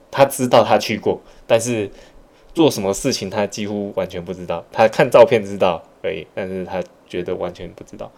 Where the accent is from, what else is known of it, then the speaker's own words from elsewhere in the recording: Malaysia; also born or lived in Taiwan; 像我们小时候在马来西亚长大，就是在台湾 长大一部分，然后后来到马来西亚